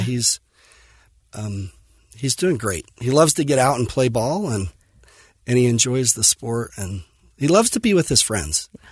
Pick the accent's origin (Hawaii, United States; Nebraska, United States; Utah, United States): Utah, United States; Fillmore; I grew up in Fillmore, um, Utah, on a farm, and dairy farm, crop farm